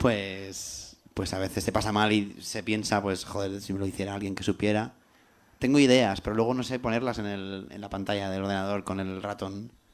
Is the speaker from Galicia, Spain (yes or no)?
no; Albacete, Castilla-La Mancha, Spain; first language Spanish; also born or lived in London; now in Madrid, Spain; nací en Albacete